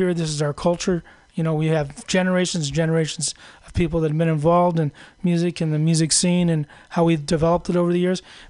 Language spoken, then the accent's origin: English; San Francisco, California, United States; I grew up in San Francisco